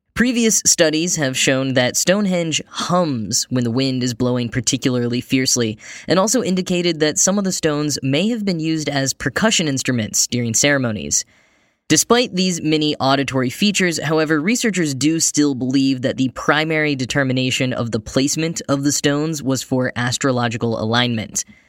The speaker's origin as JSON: {"language": "English", "region": "Texas", "country": "United States", "tie": "born or raised there", "moved": "yes", "said": "I grew up in Texas"}